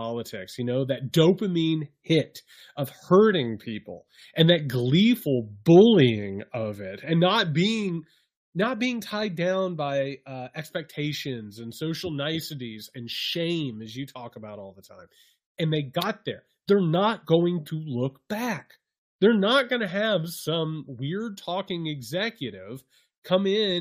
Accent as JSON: {"language": "English", "region": "Midwest", "country": "United States", "tie": "born or raised there", "said": "I was raised in a sheltered environment. I came from the Midwest."}